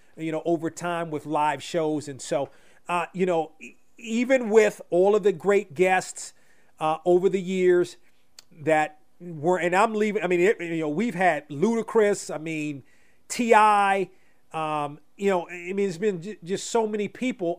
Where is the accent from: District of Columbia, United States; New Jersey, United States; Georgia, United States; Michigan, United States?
District of Columbia, United States; Washington; home in my hometown area